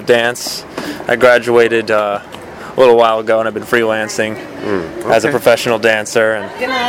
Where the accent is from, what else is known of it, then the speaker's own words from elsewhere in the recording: New York, United States; I'm from New York